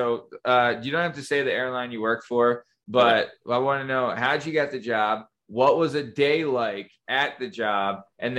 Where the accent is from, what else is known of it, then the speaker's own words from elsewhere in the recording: New England, United States; I'm from New England.